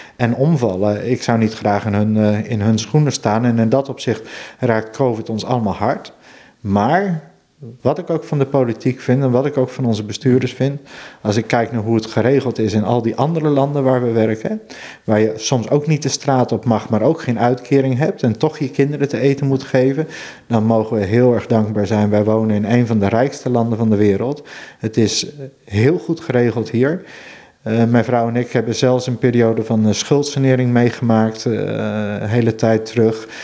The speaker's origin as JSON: {"language": "Dutch", "area": "Veluwe", "region": "Gelderland", "country": "Netherlands", "tie": "born or raised there", "moved": "yes", "lives_now": "Friesland, Netherlands", "said": "Ik kom oorspronkelijk van de Veluwe. Mhm. En daar had je in mijn jeugd nog wel van die boerderijtjes"}